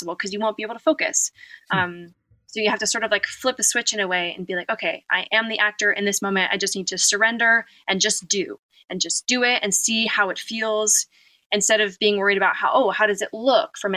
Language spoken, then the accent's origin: English; United States; growing up in America